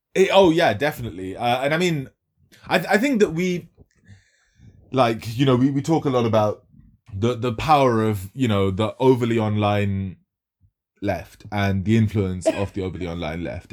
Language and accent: English; Kolkata, West Bengal, India; moved away; I'm, I'm Bengali. I was born in Calcutta